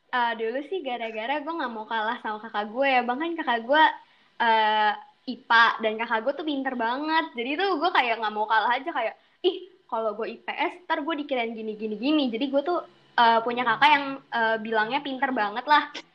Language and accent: Indonesian; Jakarta, Indonesia; moved away as an adult; now in Padang, Indonesia; asal gue dari Jakarta, Jakarta Utara sih lebih tepatnya